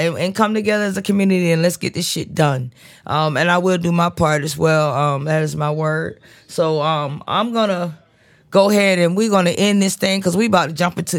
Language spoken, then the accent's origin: English; Duval County, Florida, United States; this is …, and I'm signing off from Duval County.